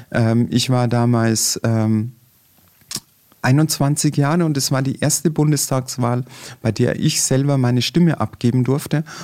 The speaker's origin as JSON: {"language": "German", "town": "Passau", "region": "Bavaria", "country": "Germany", "tie": "born or raised there", "said": "in meiner Jugend standen wir in Passau regelmäßig ähm, am Exerziersplatz vor der Nibelungenhalle"}